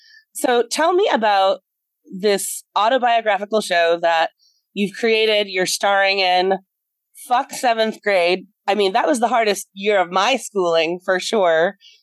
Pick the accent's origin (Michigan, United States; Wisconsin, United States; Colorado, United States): Wisconsin, United States; I grew up in Wisconsin and a more liberal part of Wisconsin